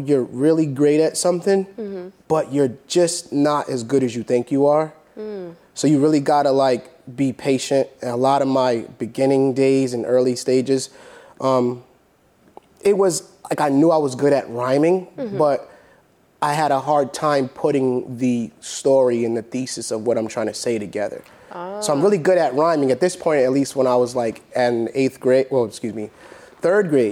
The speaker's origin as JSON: {"language": "English", "town": "Providence", "region": "Rhode Island", "country": "United States", "said": "I'm from Providence, Rhode Island"}